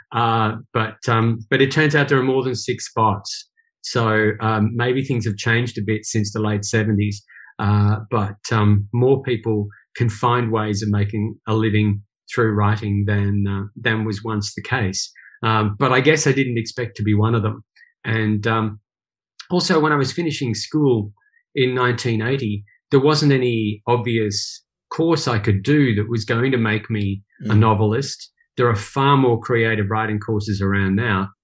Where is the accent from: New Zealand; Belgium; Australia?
Australia; Brisbane, Queensland; also born or lived in Northern Ireland; born in Northern Ireland a long time ago, and then at a time of conflict there, my parents decided we should try our luck somewhere else, and that saw us migrate to Brisbane. So I went to school in Brisbane